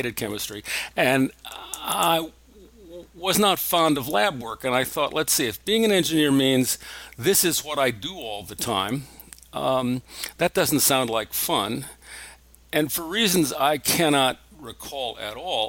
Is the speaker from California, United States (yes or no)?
no; Belleville, Illinois, United States; moved away as an adult; I grew up in Belleville, Illinois, which is in southern